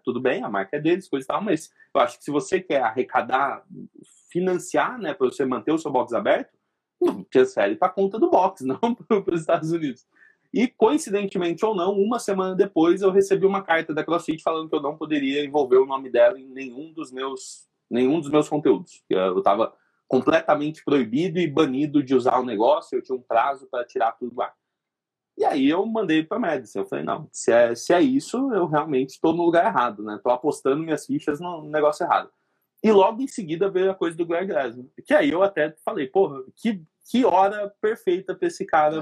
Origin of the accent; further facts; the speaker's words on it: São Carlos, São Paulo, Brazil; nasci em São Carlos, que é interior de São Paulo